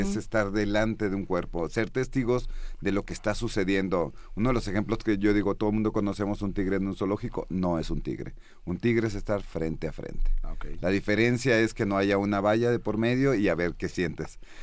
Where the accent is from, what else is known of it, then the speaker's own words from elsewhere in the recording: Mexico; soy mexicano